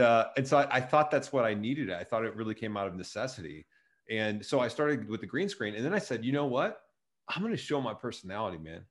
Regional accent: Chatham, Illinois, United States; moved away as an adult; also born or lived in Joliet, Illinois; I grew up in a, s, a town just right connected to Springfield, right south of it, called Chatham

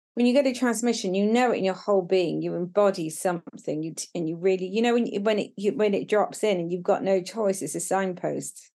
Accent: Brighton, South East England, United Kingdom; moved away as an adult; now in Devon, United Kingdom; I was living in Brighton, w, which was my hometown

